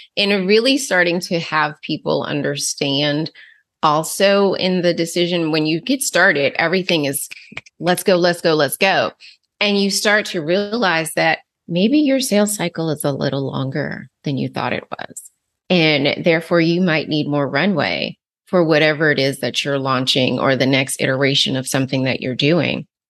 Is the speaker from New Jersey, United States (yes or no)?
yes; New Jersey, United States; where I grew up in New Jersey